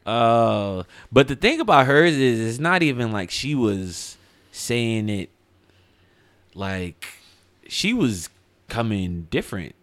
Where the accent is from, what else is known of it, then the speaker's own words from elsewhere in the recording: Highland Park, New Jersey, United States; I'm originally from Highland Park